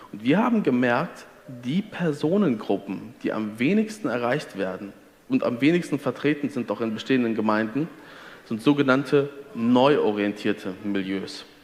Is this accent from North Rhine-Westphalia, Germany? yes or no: yes; Detmold, North Rhine-Westphalia, Germany; Also ich komme, wie du sagst, ich komme aus Detmold. Detmold hat auf vergleichbar große Bewohnerzahl doppelt so viele Freikirchen.